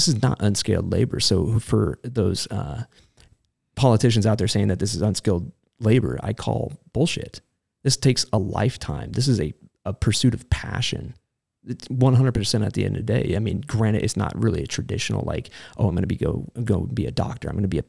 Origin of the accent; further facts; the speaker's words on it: Reno, Nevada, United States; also born or lived in San Diego, California; Well, Reno, Nevada, actually. I'm from San Diego originally, but I don't like saying that out loud.